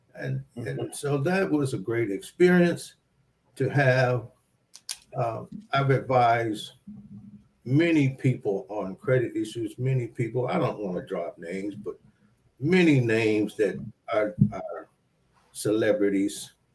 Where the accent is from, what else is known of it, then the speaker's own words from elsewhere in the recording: Detroit, Michigan, United States; growing up in Southwest Detroit